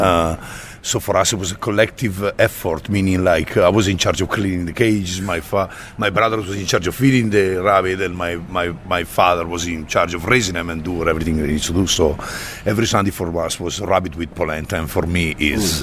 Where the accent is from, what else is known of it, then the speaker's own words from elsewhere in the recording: Bergamo, Lombardy, Italy; moved away; I come from a town east of uh, uh, Milan and uh, south of, of Como, Lake Como, named Bergamo.